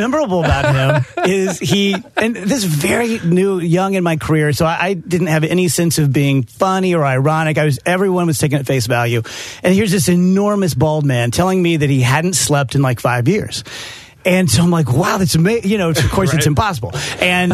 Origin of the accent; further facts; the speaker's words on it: South Roxana, Illinois, United States; South Roxana, where I grew up